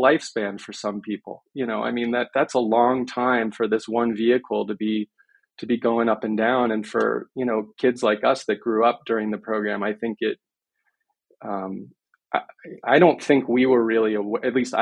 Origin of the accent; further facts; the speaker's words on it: Miami, Florida, United States; I grew up in Miami